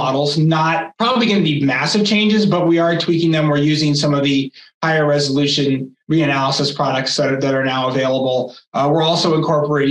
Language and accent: English; Massachusetts, United States; moved away; I grew up in Massachusetts